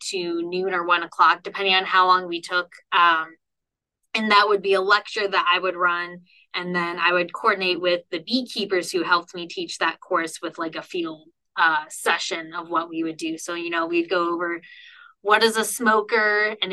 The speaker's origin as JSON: {"language": "English", "region": "Ohio", "country": "United States", "also_born_or_lived": "North Carolina", "moved": "as an adult", "lives_now": "Nebraska, United States", "said": "I'm originally from Ohio"}